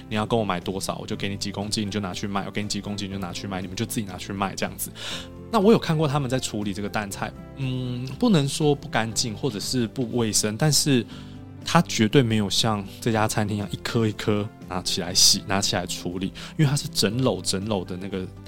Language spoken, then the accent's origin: Chinese; Taiwan; 因为它跟我们台湾人所认知的高丽菜卷不一样，